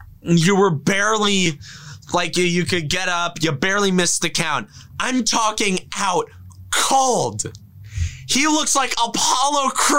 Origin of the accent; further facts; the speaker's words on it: Ireland; And I'm Irish, so you can't... So Irish Twitter, you can't knock me for that.